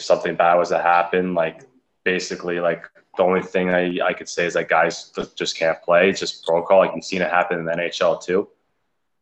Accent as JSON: {"language": "English", "town": "Oakville", "region": "Ontario", "country": "Canada", "tie": "born or raised there", "said": "I was playing for my hometown, the Oakville Rangers"}